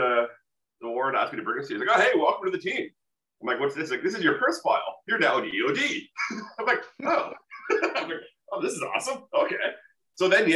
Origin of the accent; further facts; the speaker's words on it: Pembroke, Ontario, Canada; moved away as an adult; also born or lived in Costa Rica; I was born and raised in Pembroke